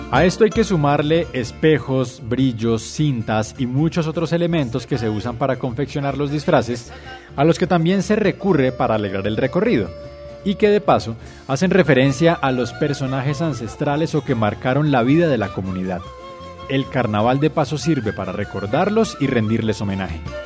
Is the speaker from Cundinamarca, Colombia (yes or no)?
yes; Tabio, Cundinamarca, Colombia; el de Tavio